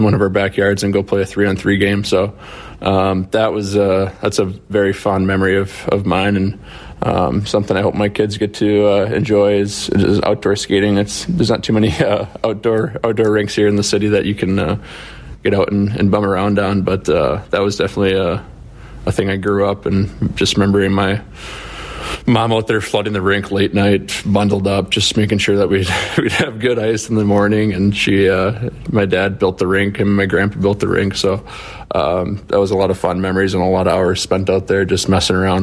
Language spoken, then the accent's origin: English; United States; I do certainly take a lot of pride being American and being able to represent my country too